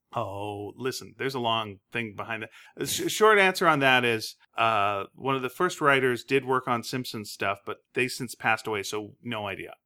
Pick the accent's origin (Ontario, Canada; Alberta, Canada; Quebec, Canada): Quebec, Canada; Greenfield Park; moved away; I grew up in Quebec